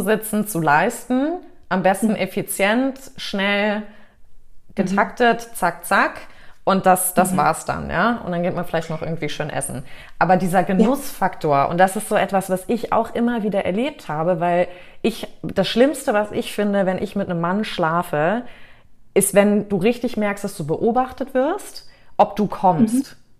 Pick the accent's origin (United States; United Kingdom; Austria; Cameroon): United States; moved away; also born or lived in Canada / Mallorca, Spain / Germany; weil ich bin ja in Amerika aufgewachsen, war jetzt lange in Kanada